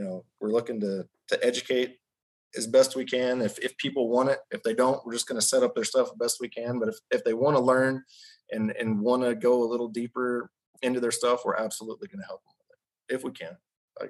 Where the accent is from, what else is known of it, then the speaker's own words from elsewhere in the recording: Texas, United States; I grew up in Texas shooting